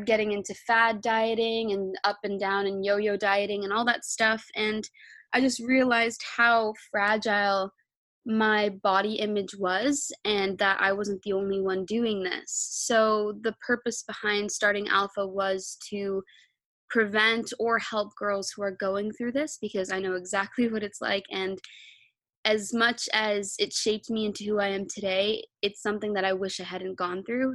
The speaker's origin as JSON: {"language": "English", "country": "Canada", "said": "I'm 19 years old and I'm from Canada."}